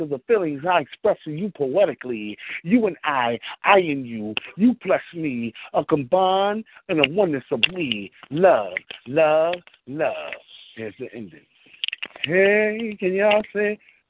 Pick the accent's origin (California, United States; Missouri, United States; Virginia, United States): Virginia, United States; Richmond; also born or lived in Washington, D.C.; now in New York, United States; I'm born and raised in Richmond, Virginia, by way of Washington, D.C., and now I live in New York